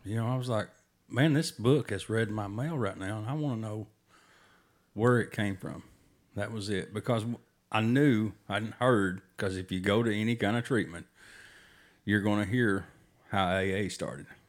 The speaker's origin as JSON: {"language": "English", "region": "Tennessee", "country": "United States", "said": "we're from Tennessee"}